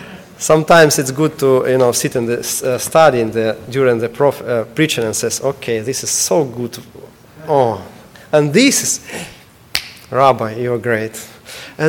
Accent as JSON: {"language": "English", "country": "Ukraine", "second_language": "English", "moved": "yes", "lives_now": "United States", "said": "I'm student now. I'm study English, and I need to pass tests."}